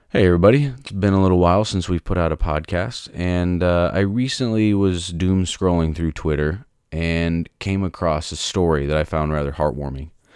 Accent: United States; I am an American. I'm proud to be an American

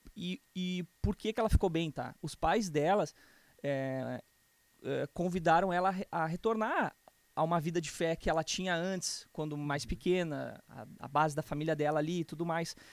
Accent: Canoas, Rio Grande do Sul, Brazil; also born or lived in Porto Alegre / Novo Hamburgo; Eu vim de Porto Alegre, nasci em Porto Alegre, tá? Uh, mas, bom, vivi quase toda a minha vida em Canoas

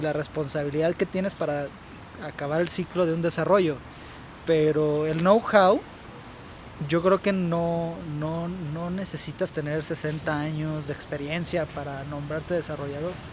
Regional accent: Guadalajara, Jalisco, Mexico; moved away as an adult; now in Aguascalientes, Mexico; yo soy de aquí de Guadalajara y toda esa experiencia la he tomado aquí en Guadalajara

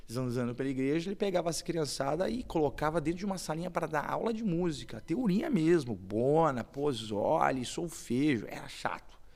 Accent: São Paulo, Brazil; eu sou de Itaquera, bem depois ainda.

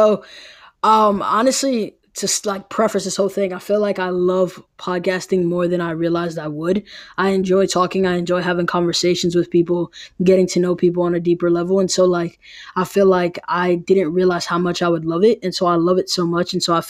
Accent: New York City, New York, United States; I'm from New York City, so like going to Valley Forge, being in Phoenixville, Pennsylvania

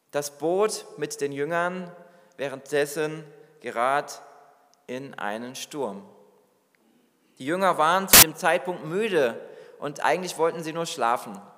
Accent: Hesse, Germany; now in New York, United States; Ich bin aus einem beschaulichen Dorf in Hessen, wo ich aufgewachsen bin, in die Millionenstadt New York gegangen, die größte Stadt Amerikas.

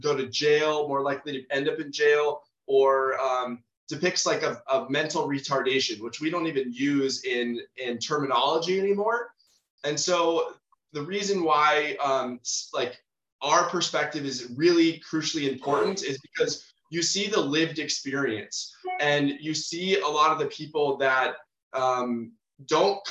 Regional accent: San Diego, California, United States; I'm born and raised in San Diego, California

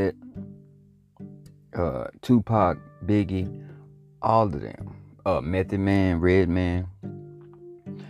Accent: Louisiana, United States; Growing up in Louisiana, when I first started, you know, my pursuit to be a rapper

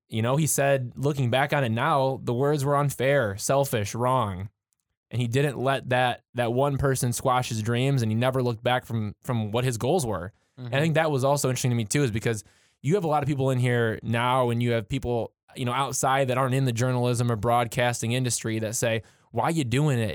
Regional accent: Michigan, United States; being from Michigan and, and you know me being you know a little bit closer to Detroit um, as far as my hometown goes

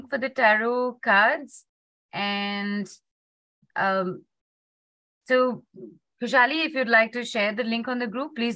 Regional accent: Muscat, Oman; I'm from Muscat

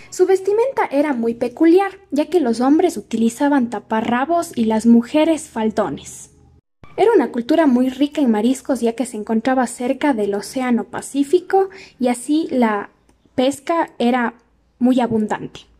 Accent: Ecuador; los ecuatorianos sepamos de algunos datos sobre nuestra cultura, así crecemos en conocimientos y somos mejores ecuatorianos.

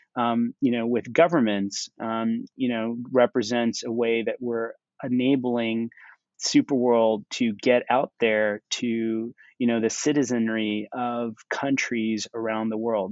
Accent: United States; moved away; also born or lived in India / New York; I grew up in the United States

